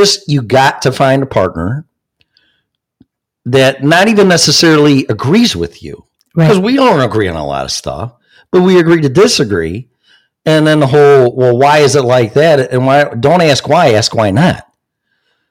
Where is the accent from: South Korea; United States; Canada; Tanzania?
United States; Illinois; moved away; also born or lived in Denver, Colorado; I'm from Illinois, and it's the most freaking blue state besides Colorado